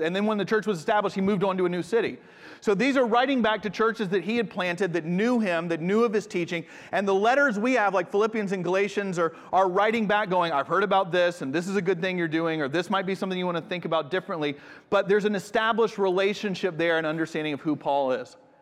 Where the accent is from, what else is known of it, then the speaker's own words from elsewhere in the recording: United States; moved away as an adult; also born or lived in Japan; I'm from the States